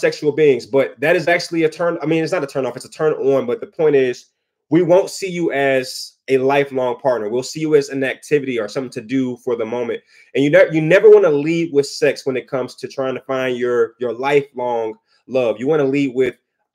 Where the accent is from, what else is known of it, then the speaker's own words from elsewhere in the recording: Detroit, Michigan, United States; I'm from Detroit